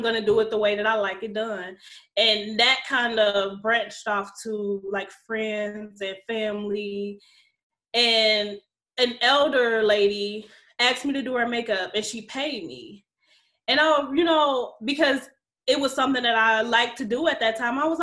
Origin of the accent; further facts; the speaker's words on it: Alexandria, Louisiana, United States; I'm from Louisiana. Alexandria is a town.